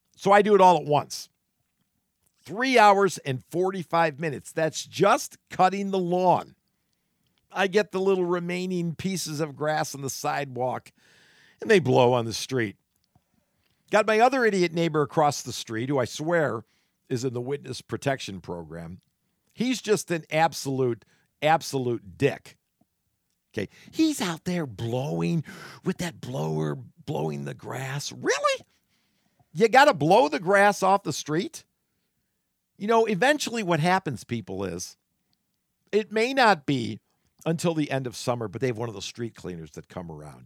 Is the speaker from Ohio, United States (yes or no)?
yes; Solon, Ohio, United States; Growing up in Solon, Ohio